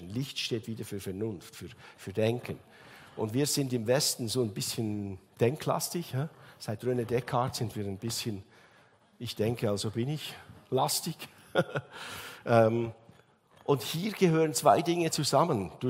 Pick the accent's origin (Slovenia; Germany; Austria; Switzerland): Switzerland; Bei uns in der Schweiz sagen wir Gotthard Simplon.